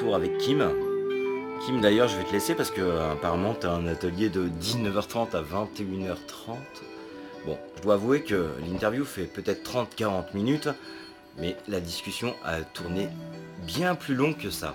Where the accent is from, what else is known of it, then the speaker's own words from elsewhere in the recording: Normandy, France; moved away; Je suis normand